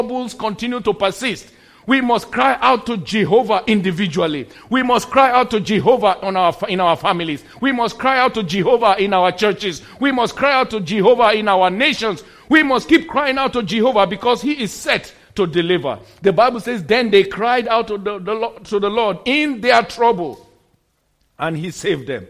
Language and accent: English; Nigeria; moved away; In my home country, in Nigeria